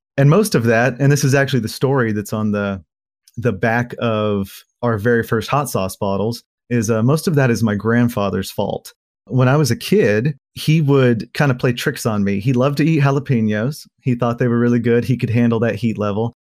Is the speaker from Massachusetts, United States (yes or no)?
no; Oklahoma, United States; moved away as an adult; now in Fayetteville, United States; I was born here in Fayetteville, but I moved to a little beef cattle farm that my family owns just right over the border into Oklahoma when I was a young kid